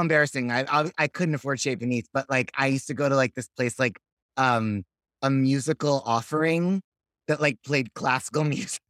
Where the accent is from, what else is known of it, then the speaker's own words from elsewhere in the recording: Los Angeles, California, United States; moved away as an adult; also born or lived in Fort Lee, New Jersey / Manhattan / Berkeley; now in Brooklyn, United States; I grew up in Sherman Oaks